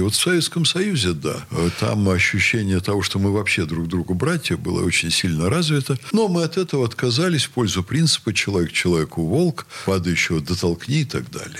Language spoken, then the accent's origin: Russian; Russia; я русский, что я приехал э, из России